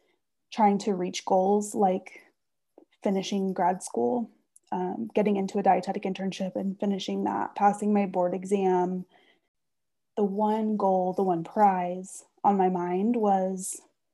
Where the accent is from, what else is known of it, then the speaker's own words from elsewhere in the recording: Austin, Texas, United States; I grew up in Austin when the rest of my family was in College Station